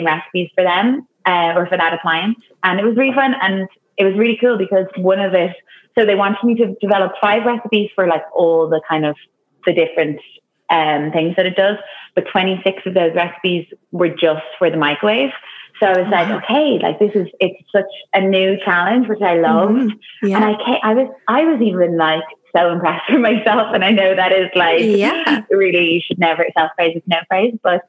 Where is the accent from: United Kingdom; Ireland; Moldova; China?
Ireland; Dublin, Leinster; moved away as an adult; also born or lived in New York / Toronto; now in Zurich, Switzerland; I'm from Dublin